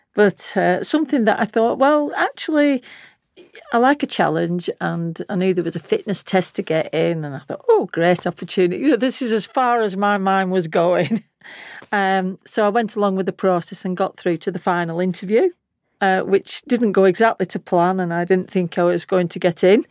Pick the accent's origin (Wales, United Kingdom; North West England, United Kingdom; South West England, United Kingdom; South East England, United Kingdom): North West England, United Kingdom; Lancashire; accent: Lancashire; my Lancashire accent